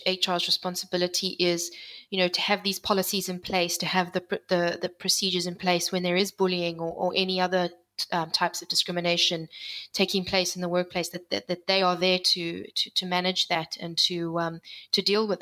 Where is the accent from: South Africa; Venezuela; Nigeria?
South Africa; moved away as an adult; also born or lived in United Kingdom / Geneva / United States; I'm a South African born and bred. I've lived in the UK. I've lived in Geneva, and I was in the US.